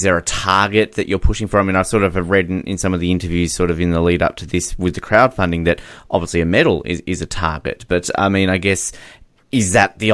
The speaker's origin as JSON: {"language": "English", "country": "Australia", "tie": "born or raised there", "said": "growing up in Australia"}